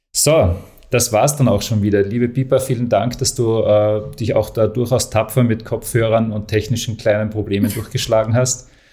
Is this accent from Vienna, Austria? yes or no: no; Graz, Styria, Austria; Als Grazer